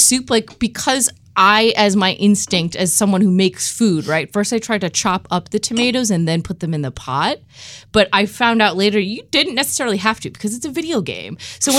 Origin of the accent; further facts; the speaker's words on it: United Kingdom; I'm British.